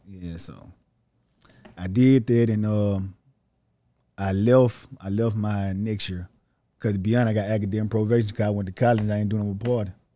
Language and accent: English; Holly Springs, Mississippi, United States; I'm from Holly Springs, Mississippi.